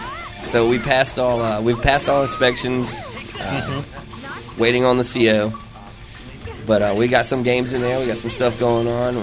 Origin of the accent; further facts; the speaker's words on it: South Carolina, United States; From the whole thing, yeah. It was a small state, you know. It's my home state.